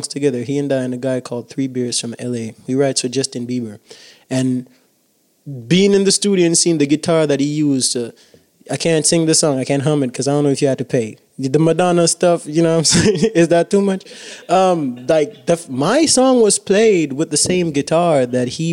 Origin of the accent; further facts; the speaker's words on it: Jamaica; I'm proud to be Jamaican. I always will be, because I am the Jamaican that I am